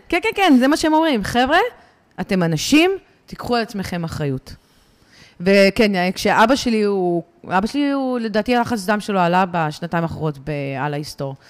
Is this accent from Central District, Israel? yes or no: yes; Ra'anana, Central District, Israel; אני מרעננה